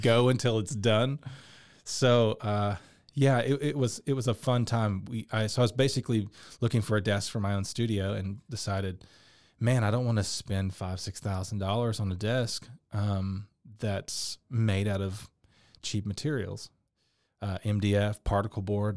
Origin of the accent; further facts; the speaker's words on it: Dallas, Texas, United States; I grew up in Dallas, been a musician my whole life